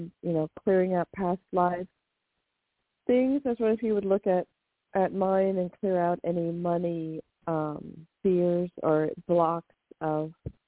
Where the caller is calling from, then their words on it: California, United States; Hi, this is … in California.